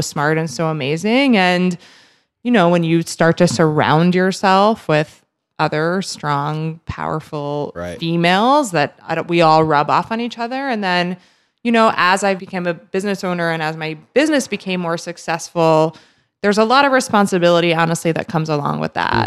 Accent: New Jersey, United States; also born or lived in New York City; I'm from New Jersey and proud to be a Jersey girl

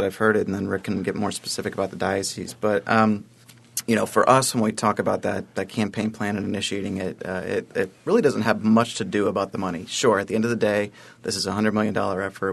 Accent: Columbus, Ohio, United States; moved away as an adult; now in Buffalo, United States; Columbus, Ohio, uh, originally, but, uh, for the last almost two years of my life, Buffalo's been home

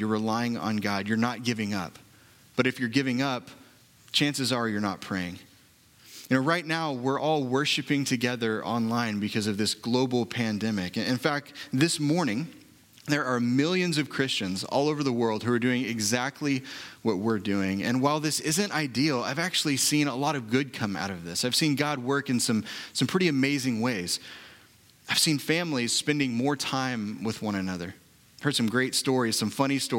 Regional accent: Oklahoma City, Oklahoma, United States; I was born and raised in Oklahoma City

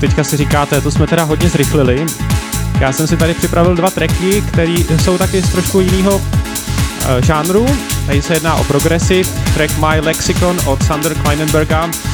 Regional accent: Liberec, Liberec Region, Czechia; moved away as an adult; also born or lived in Nottingham, United Kingdom; now in Bristol, United Kingdom; já pocházím z Liberce, České republiky

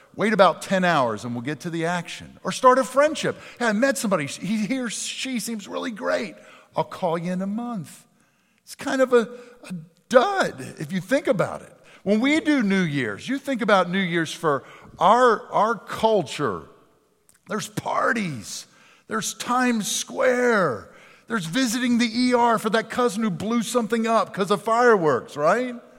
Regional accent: Pennsylvania, United States; moved away; my hometown of Pennsylvania

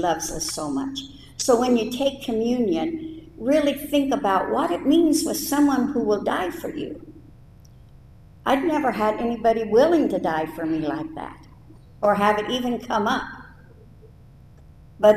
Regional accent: United States; moved away as an adult; I was 26 and from America

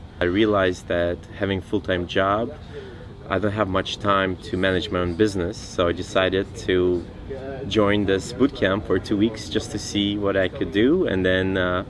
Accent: Siberia, Russia; now in San Francisco, United States; Originally I'm from Siberia, Russia, but I have lived in San Francisco for 23 years.

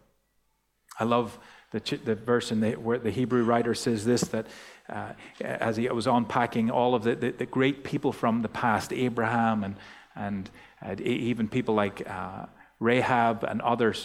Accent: Ireland; now in Australia; growing up in Ireland

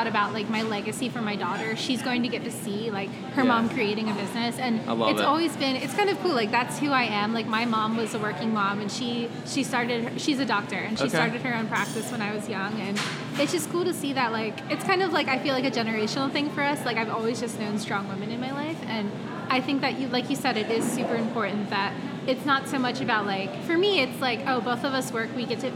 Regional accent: Pennsylvania, United States; moved away as an adult; also born or lived in Georgia / New York City; I'm from Pennsylvania.

